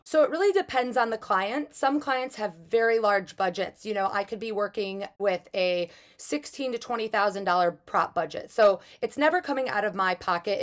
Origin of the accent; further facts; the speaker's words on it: Chicago, Illinois, United States; also born or lived in Los Angeles / Michigan; I'm originally from Chicago, but I work a lot in Los Angeles.